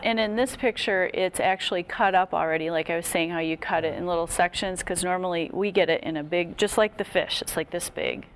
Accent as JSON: {"language": "English", "region": "Wisconsin", "country": "United States", "moved": "yes", "said": "I'm from Wisconsin originally"}